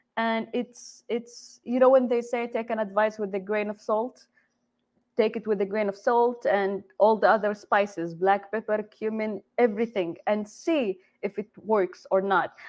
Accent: Jeddah, Makkah Province, Saudi Arabia; first language Arabic; English is a second language; moved away as an adult; now in United States; I am originally from Jeddah, Saudi Arabia. I came to the U.S. almost exactly 10 years ago, right after high school

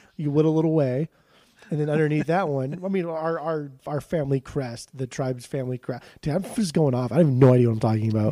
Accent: Southern California, United States; I grew up in Southern California, where just nobody cares about anything

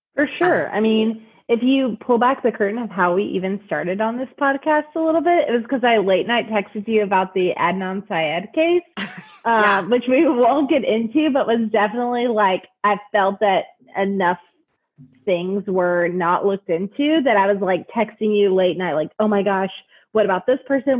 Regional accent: Texas, United States; moved away as an adult; also born or lived in Ohio; now in Kentucky, United States; I'm from Texas too.

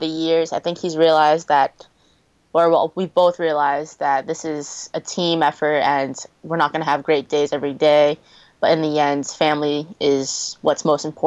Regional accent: Massachusetts, United States; I grew up in Massachusetts where the weather is known for the winter sometimes.

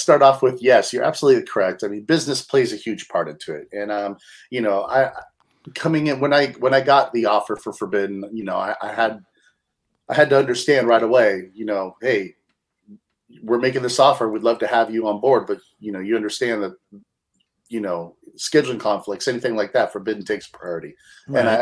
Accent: Bay Area, California, United States; growing up in the Bay Area

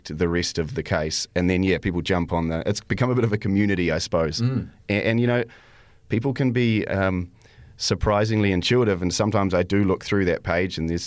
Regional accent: New Zealand; also born or lived in Canada; I was born in Canada, and but I've lived in New Zealand most of my life

